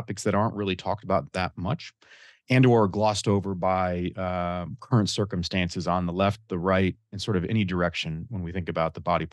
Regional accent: Michigan, United States; my home state of Michigan

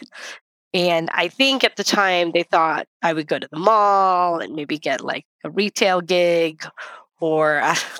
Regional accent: San Francisco, California, United States; I grew up in San Francisco, in the Bay Area

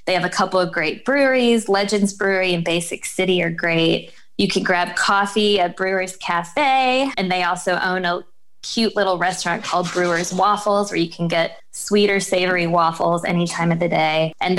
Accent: North Carolina, United States; now in Richmond, United States; And I grew up in North Carolina, and they have their own type of barbecue.

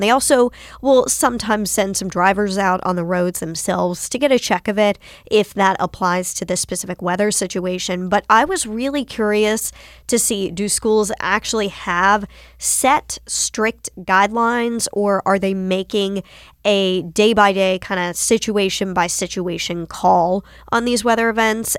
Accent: Winston-Salem, North Carolina, United States; I grew up in North Carolina. I grew up in Winston-Salem.

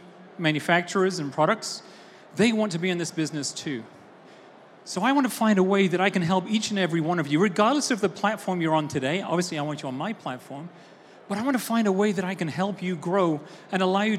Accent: Austin, Texas, United States; I, as you can tell from my boots, are from Austin, Texas. You may not tell that from my accent, but I am from Austin, Texas.

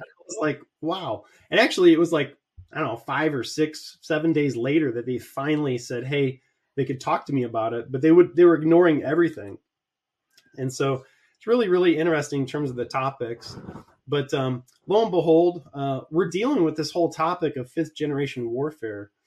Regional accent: Columbus, Ohio, United States; my hometown, Columbus, Ohio

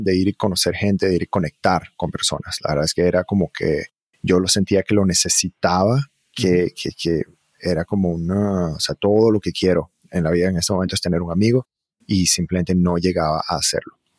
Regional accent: Margarita Island, Nueva Esparta, Venezuela; moved away as an adult; also born or lived in Virginia, United States / Caracas, Venezuela / Barquisimeto, Venezuela; now in United States; Y entonces crecí en Venezuela, en diferentes lugares, un poco en Caracas, un poco en una ciudad llamada Barquisimeto, y hacia más o menos los ocho años, hasta que terminé mi bachillerato, crecí en una isla que se llama Margarita

